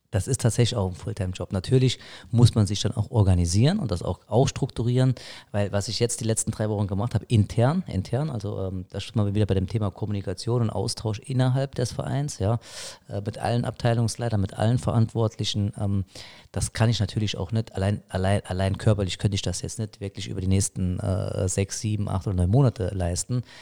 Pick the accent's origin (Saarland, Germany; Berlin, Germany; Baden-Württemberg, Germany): Saarland, Germany; Saarbrücken; Wir, wir sind Saarbrücker, ja, ich bin a Saarbrücker.